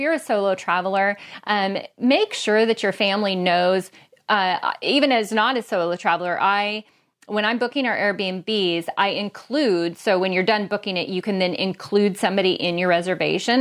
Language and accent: English; Bellingham, Washington, United States; here in my hometown of Bellingham, Washington.